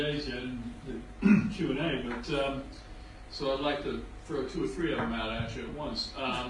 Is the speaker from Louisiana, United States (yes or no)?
yes; Louisiana, United States; moved away; I'm originally from Louisiana